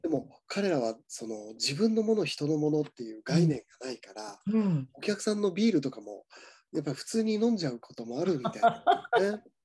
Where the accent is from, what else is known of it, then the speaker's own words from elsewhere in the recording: Niigata, Japan; 僕、新潟生まれなんですが、新潟の方